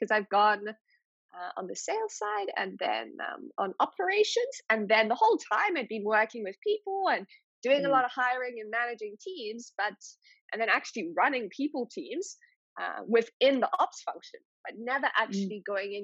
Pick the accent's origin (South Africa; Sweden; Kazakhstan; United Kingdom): South Africa; moved away as an adult; also born or lived in Nordics; I come from South Africa with 11 official languages